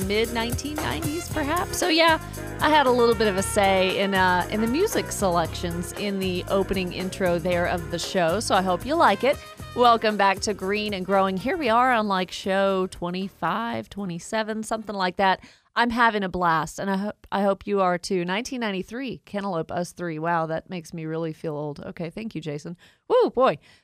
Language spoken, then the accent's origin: English; Woodstock, Georgia, United States; accent: Southern twang; I grew up in Woodstock, so almost have the Southern twang, very similar.